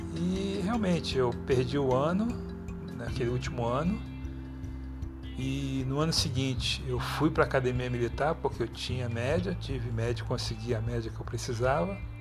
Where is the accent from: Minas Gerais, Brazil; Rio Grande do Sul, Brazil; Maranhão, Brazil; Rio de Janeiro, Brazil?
Rio de Janeiro, Brazil; moved away as an adult; sou carioca, Mas tem trinta e nove anos que eu tô fora do Rio de Janeiro.